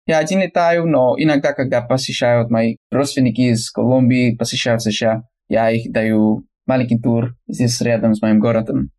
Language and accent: Russian; California, United States; Russian is a second language; я американец из Калифорнии, живу на юге Калифорнии, два часа от Лос-Анджелеса на восток